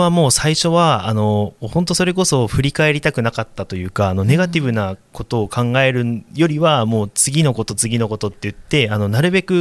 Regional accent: Tokyo, Japan; 生まれはあの東京都板橋区というところで、うんはい、あの結構河川敷がすごい近くて

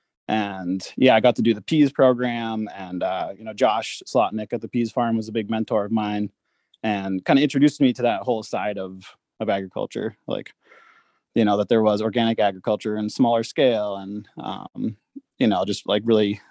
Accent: New Hampshire, United States; moved away as an adult; also born or lived in Montana; now in St. Ignatius, United States; I grew up in New Hampshire, originally, and, kind of made my way over to Montana

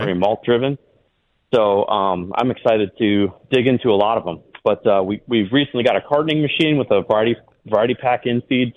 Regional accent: Wisconsin, United States; moved away as an adult; also born or lived in Montana; I grew up in Wisconsin

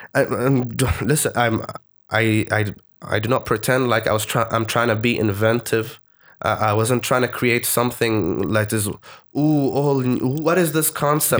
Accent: Oman; also born or lived in Malaysia / United Kingdom; I'm from Oman

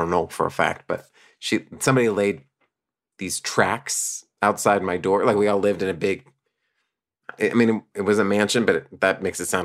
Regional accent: San Antonio, Texas, United States; I grew up in Texas

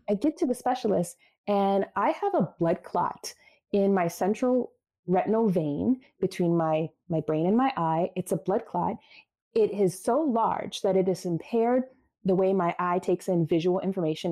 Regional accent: Baltimore, Maryland, United States; I became a social studies teacher right out of college in my hometown, Baltimore City

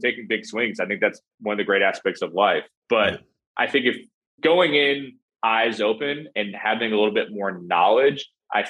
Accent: New Jersey, United States; moved away; also born or lived in New York; growing up in New Jersey, working in New York

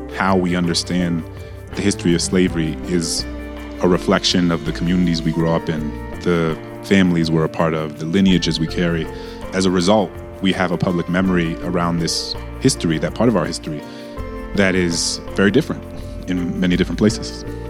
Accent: New Orleans, Louisiana, United States; moved away; I grew up in a majority black city

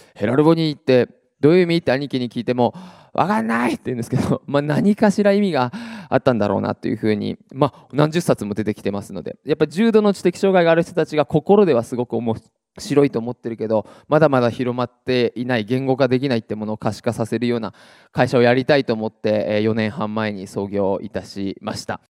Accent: Iwate, Japan; 岩手の地元

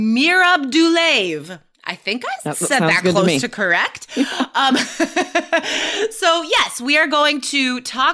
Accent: Nevada, United States; I was growing up in Nevada

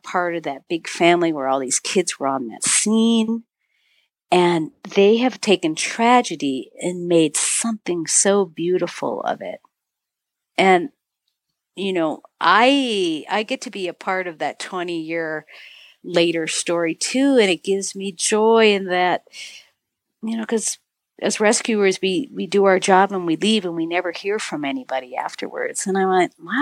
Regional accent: Marquette, Michigan, United States; moved away as an adult; also born or lived in Crested Butte, Colorado / Montana; I'm back in my hometown as a keynote speaker 2 weeks ago, 3 weeks ago. And I'm on the stage speaking for a film festival, and I'm talking about my journey of, you know, how a young woman in this little town of Marquette, Michigan

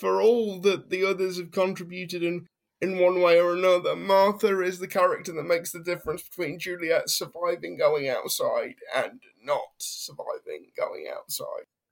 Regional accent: United Kingdom; as a Brit

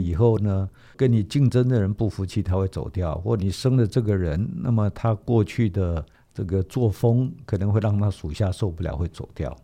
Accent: Taiwan; 我们台湾话讲说

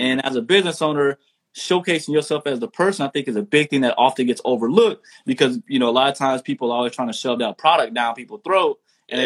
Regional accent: Texas, United States; I'm from the South too, straight out of Texas

